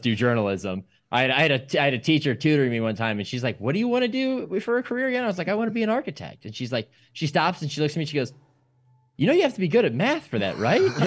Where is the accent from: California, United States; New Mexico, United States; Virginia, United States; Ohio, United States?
Ohio, United States; Akron; I grew up in the Akron area